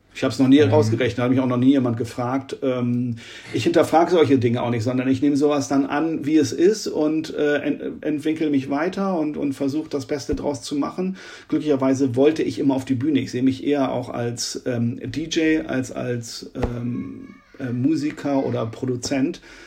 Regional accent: Oldenburg, Lower Saxony, Germany; in Oldenburg, in meiner Heimatstadt

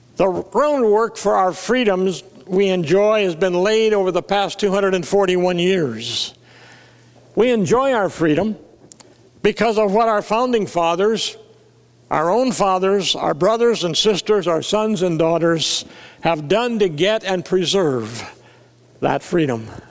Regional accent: South Dakota, United States; I was raised in South Dakota

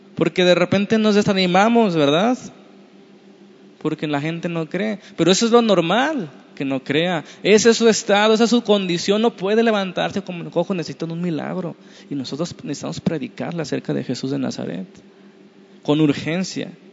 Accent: Mexico

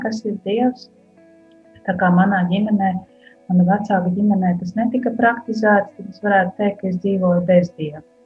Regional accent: Koknese, Vidzeme, Latvia; moved away as an adult; now in Riga area, Latvia; uzaugusi esmu no Kungnes pusē un savu tādu puse tā dzīves man ir pagājusi koknesē, kuras esmu augusi

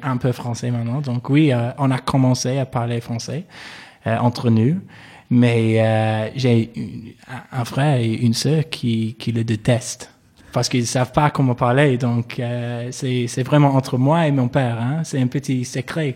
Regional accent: Manchester, North West England, United Kingdom; accent: English; French is a second language; moved away as an adult; also born or lived in Toronto, Canada; je suis né euh, à Manchester. c'est une, une, grande ville en Angleterre, du Nord.

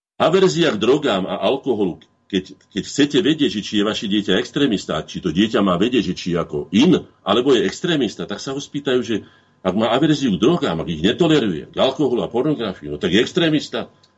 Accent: Slovakia; my Slováci

